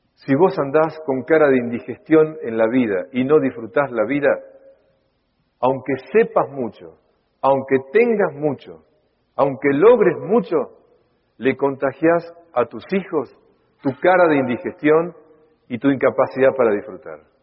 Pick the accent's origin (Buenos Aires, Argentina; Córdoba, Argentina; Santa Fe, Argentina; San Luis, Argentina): Buenos Aires, Argentina; Yo soy porteño y de Argentina